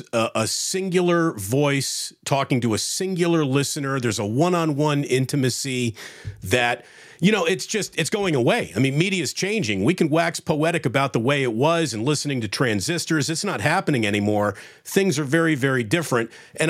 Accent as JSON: {"language": "English", "town": "Schenectady", "region": "New York", "country": "United States", "tie": "born or raised there", "said": "So I grew up in Schenectady, so I know it very well."}